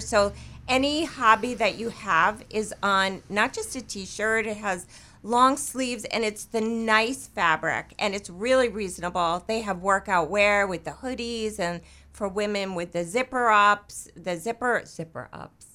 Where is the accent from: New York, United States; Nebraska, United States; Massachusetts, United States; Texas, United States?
New York, United States; moved away; I'm from New York